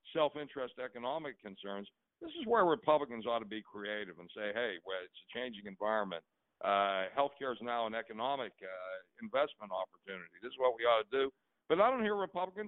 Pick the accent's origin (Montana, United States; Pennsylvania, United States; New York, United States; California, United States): Pennsylvania, United States; Pittsburgh; where Jim and I grew up in Pittsburgh